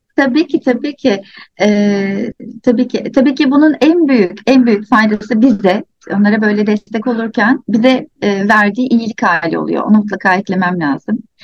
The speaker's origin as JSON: {"language": "Turkish", "region": "İzmir", "country": "Turkey", "tie": "born or raised there", "said": "ben İzmir'de büyüdüm."}